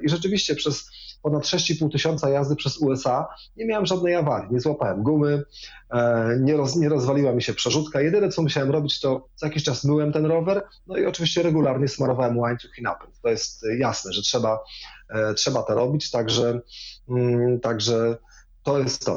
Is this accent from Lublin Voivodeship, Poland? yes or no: no; Wrocław, Lower Silesian Voivodeship, Poland; Wrocławiem na przykład, skąd pochodzę